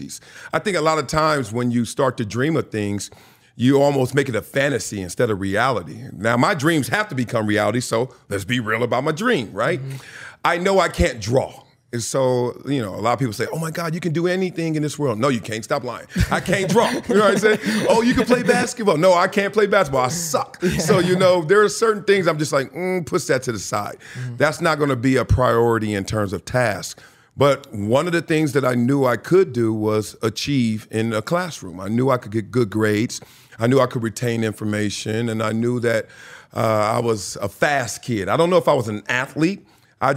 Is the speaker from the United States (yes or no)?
yes; Los Angeles, California, United States; also born or lived in Compton, California; I'm from Compton, California. Raised there to the age of 5 or 6. Then we moved to greener pastures, South Central